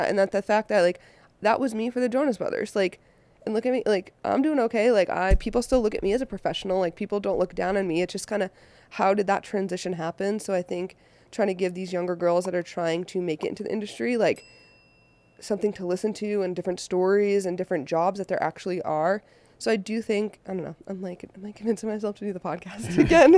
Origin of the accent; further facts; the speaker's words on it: Boston, Massachusetts, United States; now in Los Angeles, United States; I am originally from Boston, Mass, and I live out here in Los Angeles now